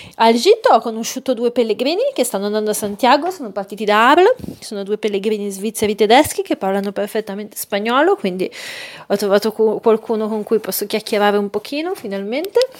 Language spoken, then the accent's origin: Italian; Milan, Lombardy, Italy; per me che sono milanese